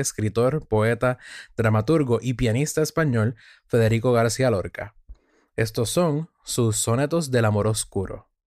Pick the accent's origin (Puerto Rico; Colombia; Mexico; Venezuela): Puerto Rico; los nacidos en mi tierra de Puerto Rico